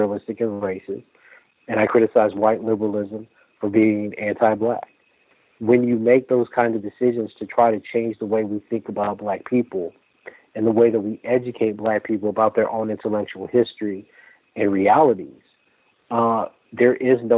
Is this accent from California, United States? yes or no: no; Lake Charles, Louisiana, United States; I'm from Lake Charles, Louisiana